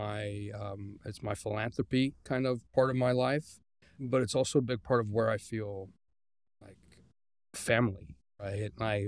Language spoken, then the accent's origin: English; Guadalajara, Jalisco, Mexico; English is a second language; now in United States; So I was born in Mexico, and then I started. I moved to the States when I was 2. My dad worked for Hewlett Packard, so immigrated to the United States, and I pretty much started growing up here. And when I was 10, I moved back to Mexico, back to Guadalajara. I lived 6 years in Guadalajara.